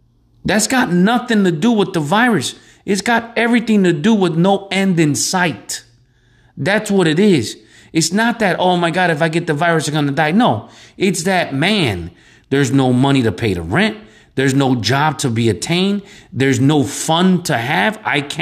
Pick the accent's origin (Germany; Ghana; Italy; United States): United States; Chicago, Illinois; I grew up in Chicago